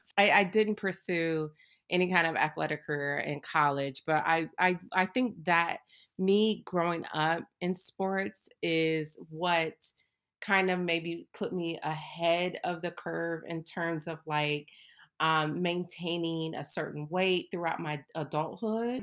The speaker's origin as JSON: {"language": "English", "town": "Akron", "region": "Ohio", "country": "United States", "tie": "born or raised there", "also_born_or_lived": "Nashville / New York City", "moved": "yes", "said": "I grew up in Akron, Ohio"}